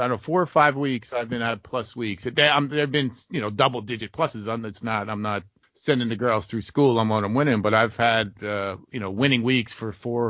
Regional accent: Freehold, New Jersey, United States; We grew up in Freehold

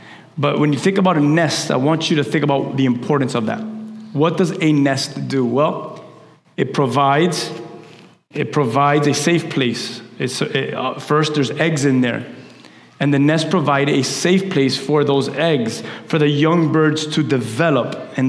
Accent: Key West, Florida, United States; I used to have a game with my sister when we're from Key West. And whenever we would go visit our family in Key West, we would drive down.

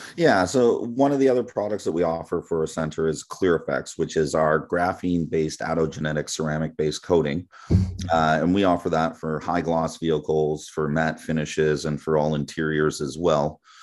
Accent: Toronto, Ontario, Canada; moved away as an adult; I'm born and raised in Toronto.

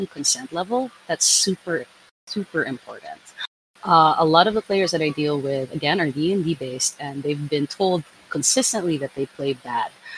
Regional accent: Philippines; I come from the Philippines

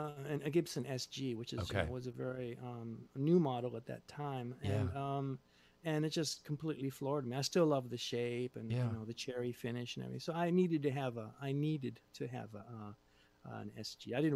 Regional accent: Japan; moved away as an adult; We're from Japan. And at the time, my girlfriend was also Japanese.

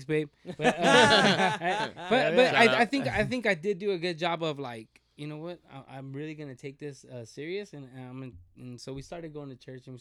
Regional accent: Rialto, California, United States; we're from Rialto

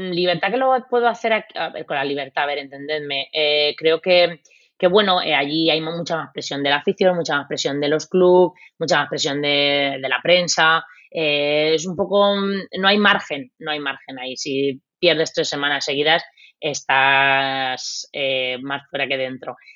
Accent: Spain; moved away as an adult; Bueno, eso, con eso venimos desde España ya puesto en la mochila

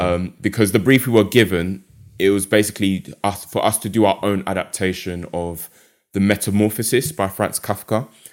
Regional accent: London, United Kingdom; moved away as an adult; also born or lived in Essex; now in Derby, United Kingdom; based in Derby at the moment, but as you can tell from my accent, um, grew up in London

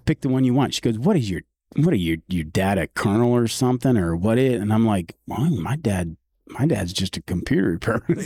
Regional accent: San Antonio, Texas, United States; growing up in San Antonio

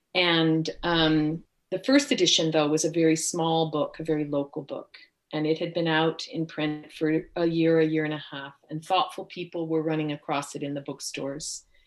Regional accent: Bay Area of San Francisco, California, United States; moved away as an adult; also born or lived in Upper Columbia Basin; now in Topanga Canyon, United States; I was born and raised in California

